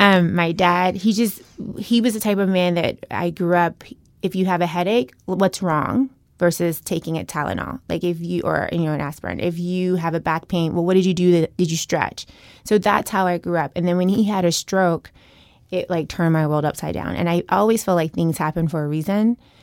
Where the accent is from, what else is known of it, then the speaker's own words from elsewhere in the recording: Chattanooga, Tennessee, United States; moved away as an adult; also born or lived in Boston; I grew up in Tennessee, very small town